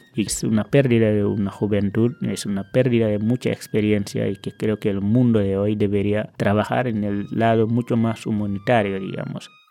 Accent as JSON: {"language": "Spanish", "country": "Senegal", "moved": "as an adult", "lives_now": "Argentina", "said": "Dejé mi familia, una carrera universitaria, eh, amigos, dejé un montón de cosas atrás"}